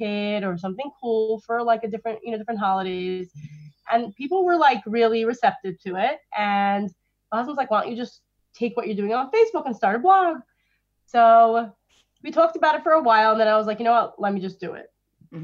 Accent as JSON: {"language": "English", "town": "New York City", "region": "New York", "country": "United States", "tie": "born or raised there", "said": "grew up in Crown Heights, Brooklyn, which is where I still live, just around the block from my childhood home."}